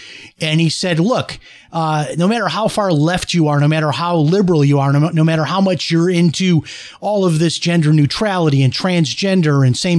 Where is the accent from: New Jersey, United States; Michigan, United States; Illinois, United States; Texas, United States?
Illinois, United States; Chicago; moved away as an adult; I grew up in Chicago, lived there until I was 18. I'm as Chicago as anybody.